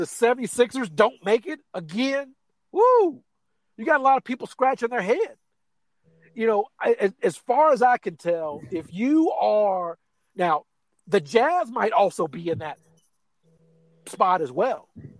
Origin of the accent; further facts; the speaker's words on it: Missouri, United States; And look, I'm from Missouri. You got to show me, Clippers.